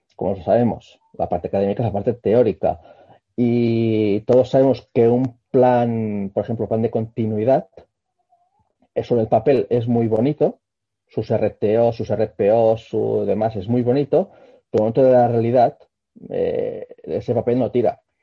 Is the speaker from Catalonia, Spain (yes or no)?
yes; Barcelona, Catalonia, Spain; soy un barcelonés que estudió telecos